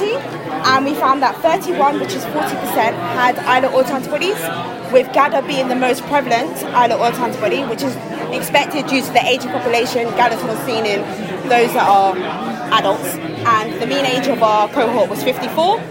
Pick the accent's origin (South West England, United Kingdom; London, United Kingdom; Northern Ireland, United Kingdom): London, United Kingdom; now in Bristol, United Kingdom; I'm from London